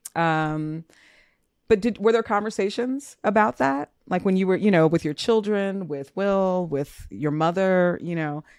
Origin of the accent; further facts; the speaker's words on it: Minnesota, United States; I was born in Minnesota